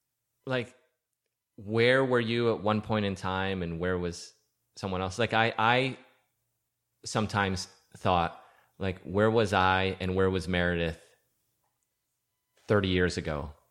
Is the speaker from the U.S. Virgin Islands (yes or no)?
yes; St. Croix, U.S. Virgin Islands; moved away; I'm from St. Croix in the Virgin Islands